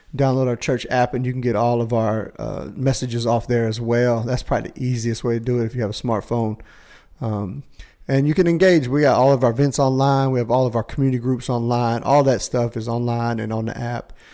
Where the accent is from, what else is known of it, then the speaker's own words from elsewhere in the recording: Indiana, United States; I'm from Indiana.